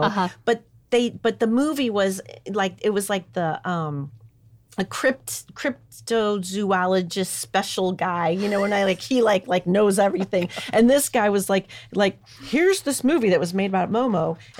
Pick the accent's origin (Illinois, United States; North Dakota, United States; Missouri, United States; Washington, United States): Missouri, United States; Hazelwood; I grew up in Hazelwood.